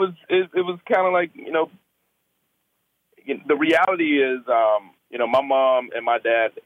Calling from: Seattle, Washington, United States; I'm in Seattle, Washington. I'm home before I'm headed to work.

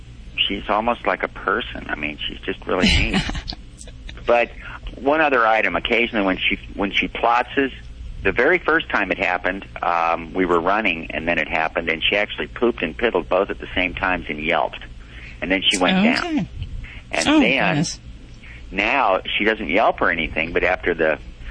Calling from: Kamiah, Idaho, United States; North central Idaho, kind of in the base of the handle, about 150 miles west of Missoula.

